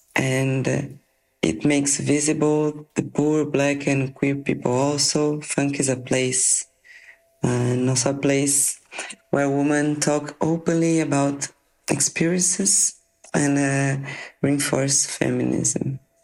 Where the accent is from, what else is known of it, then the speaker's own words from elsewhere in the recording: Mato Grosso do Sul, Brazil; now in São Paulo, Brazil; I was born in Mato Grosso do Sul and actually live in São Paulo